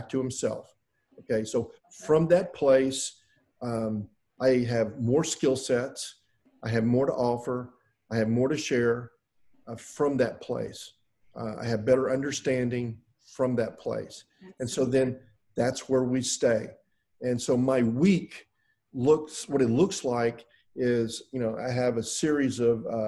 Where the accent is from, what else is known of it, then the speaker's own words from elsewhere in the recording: Houston, Texas, United States; I'm from Houston